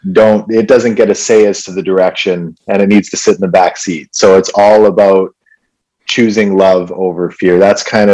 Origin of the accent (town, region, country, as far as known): Vancouver, British Columbia, Canada; born or raised there; also born or lived in Winnipeg, Manitoba